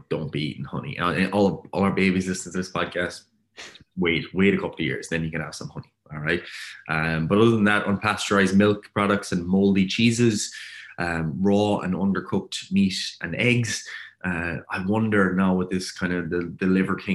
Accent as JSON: {"language": "English", "country": "Ireland", "said": "I'm Irish"}